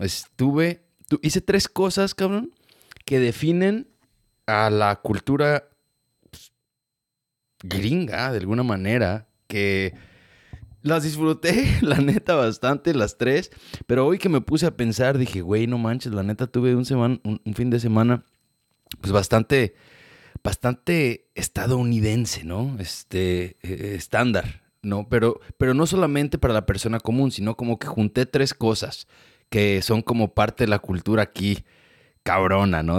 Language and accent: Spanish; Mexico; now in United States; creciendo en México